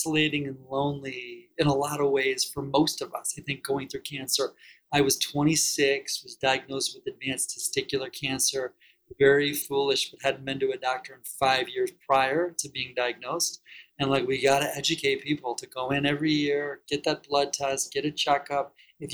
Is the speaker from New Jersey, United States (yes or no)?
no; Detroit, Michigan, United States; I'm from Detroit area originally.